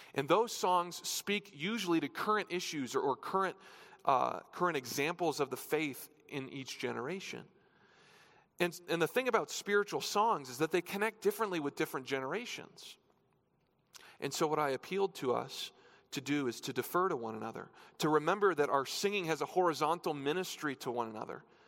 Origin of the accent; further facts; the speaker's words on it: New Hampshire, United States; now in Colorado, United States; I grew up in New Hampshire